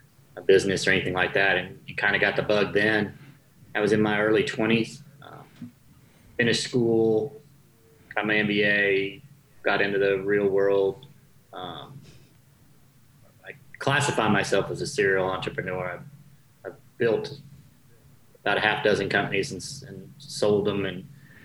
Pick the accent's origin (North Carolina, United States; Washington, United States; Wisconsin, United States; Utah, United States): North Carolina, United States; Born and raised in North Carolina